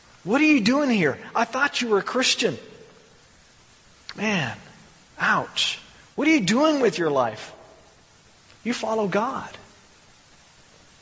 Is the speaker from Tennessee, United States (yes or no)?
no; Texas, United States; I'm from Texas